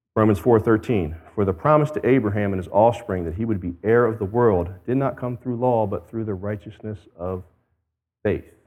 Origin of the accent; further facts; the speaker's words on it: United States; I as an American